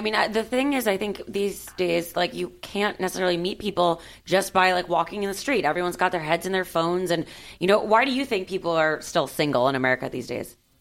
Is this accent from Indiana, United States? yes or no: no; Miami, Florida, United States; now in Los Angeles, United States; since I grew up in Miami, I like grew up in a melting pot